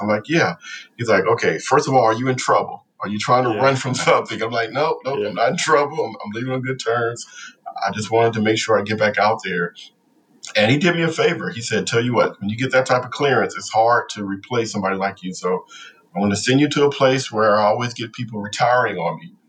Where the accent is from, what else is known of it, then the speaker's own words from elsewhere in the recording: Compton, California, United States; moved away as an adult; growing up in Compton